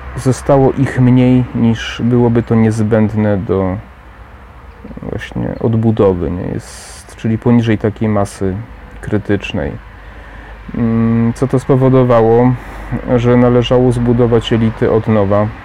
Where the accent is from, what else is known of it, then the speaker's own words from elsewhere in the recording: Poland; Sam pochodzę ze wsi